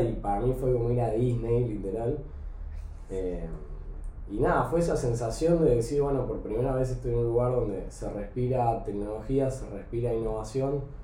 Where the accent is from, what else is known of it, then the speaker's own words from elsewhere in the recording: Salta, Argentina; moved away as an adult; also born or lived in Buenos Aires / Mendoza; yo era el único pibe de Salta que estaba metido en la movida, tipo 15 años aprendiendo Visual Basic